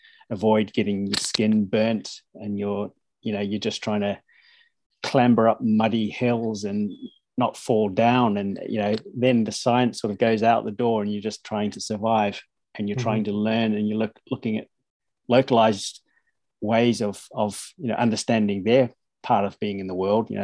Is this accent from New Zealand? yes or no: yes; New Zealand; now in Norway; I grew up in New Zealand, so it's rugby, soccer, cricket